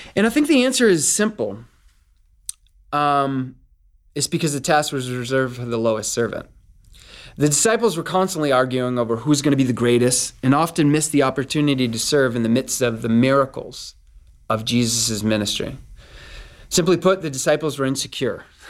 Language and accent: English; Northeast, United States; I'm from the Northeast.